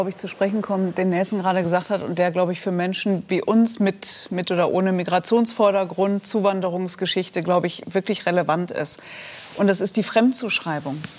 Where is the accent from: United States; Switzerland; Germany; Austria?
Germany; Und ich habe immer gedacht, hey, wir leben in Deutschland, was willst du? Ich bin Deutsche.